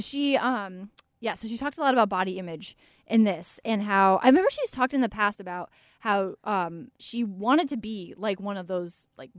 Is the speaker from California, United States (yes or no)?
no; Killingworth, Connecticut, United States; born or raised there